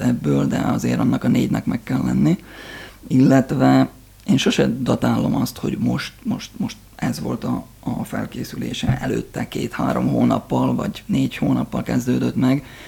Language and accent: Hungarian; Csallóköz, Trnava Region, Slovakia; csalóközkördön nőttem fel